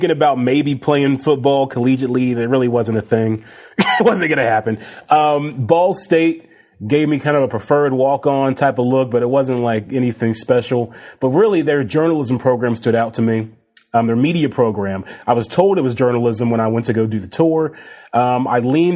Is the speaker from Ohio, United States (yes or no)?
yes; Ohio, United States; moved away; it's home. Ohio is home